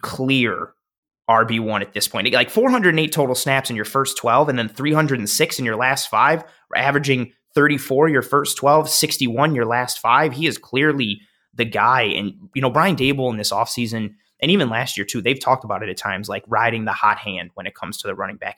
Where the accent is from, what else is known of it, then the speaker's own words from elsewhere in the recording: Buffalo, New York, United States; moved away as an adult; I moved back to Buffalo December